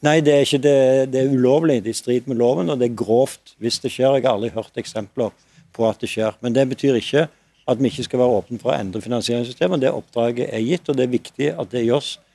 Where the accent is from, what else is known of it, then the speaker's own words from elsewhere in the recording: Stavanger, Rogaland, Norway; min hjemby i Stavanger